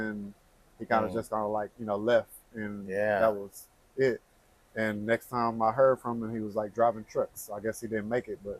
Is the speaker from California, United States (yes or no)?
no; Athens, East Texas, United States; also born or lived in Dallas, Texas; Grew up mostly in East Texas, Athens, and moved to Dallas back in the 80s.